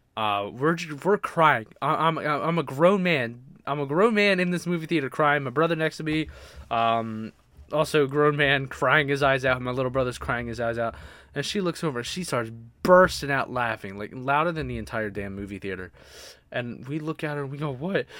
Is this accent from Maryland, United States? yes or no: yes; Baltimore, Maryland, United States; moved away; I grew up, like I said, I grew up in Baltimore